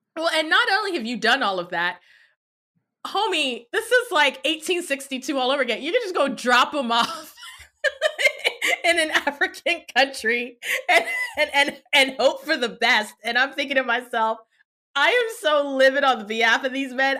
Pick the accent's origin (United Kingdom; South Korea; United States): United States; I was born in the States